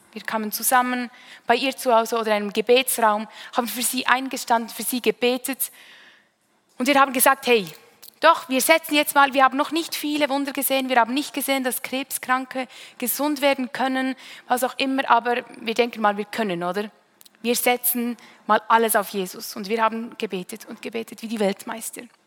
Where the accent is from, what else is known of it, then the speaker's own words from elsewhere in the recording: Münsingen, Bern, Switzerland; Ich bin in Münsingen aufgewachsen, eine Stadt nahe bei Bern